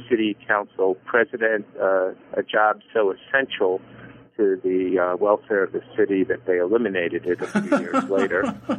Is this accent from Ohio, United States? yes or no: no; Coral Gables, Florida, United States; I was born in Coral Gables, Florida in 1953. And by the time I was a second or third grader in elementary school and public school, I was one of only two kids who had actually been born there.